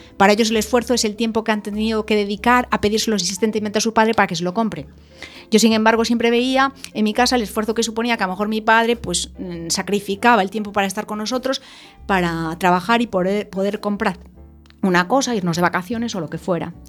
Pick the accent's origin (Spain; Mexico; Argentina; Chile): Spain; Ourense, Galicia; yo nací en Orense, en una familia emprendedora ya de por sí